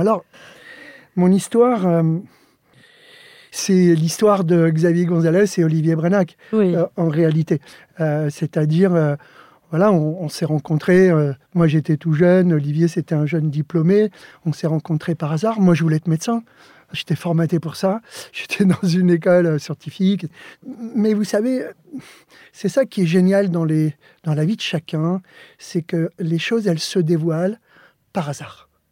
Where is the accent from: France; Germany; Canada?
France; Joinville-le-Pont, Île-de-France; French is a second language; also born or lived in Alicante, Spain; je suis arrivé en France, j'avais, j'avais 7 ans